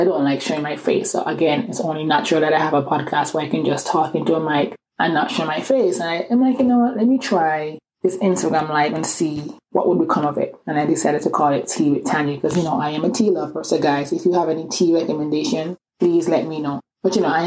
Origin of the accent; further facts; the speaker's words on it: Antigua & Barbuda; accent: island accent; also born or lived in England; now in Atlanta, United States; I was born in England, but I grew up in this small Caribbean island called Antigua.